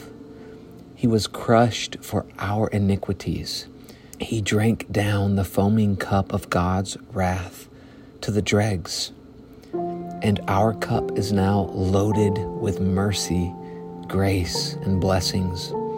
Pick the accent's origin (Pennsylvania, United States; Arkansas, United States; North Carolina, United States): Arkansas, United States; I'm from Arkansas, so this is a new part of the country for me